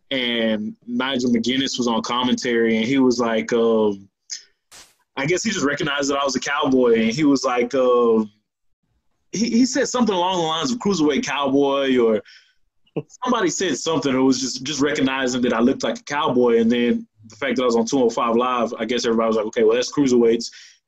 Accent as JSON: {"language": "English", "region": "Texas", "country": "United States", "said": "okay, well, I'm from Texas. I like the Western thing and things like that."}